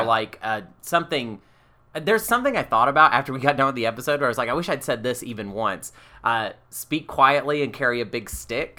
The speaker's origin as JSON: {"language": "English", "region": "Arkansas", "country": "United States", "moved": "yes", "lives_now": "Portland, United States", "said": "We're from Arkansas"}